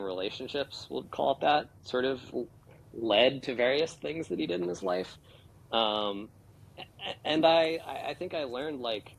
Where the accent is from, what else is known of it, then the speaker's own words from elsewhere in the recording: United States; I'm an American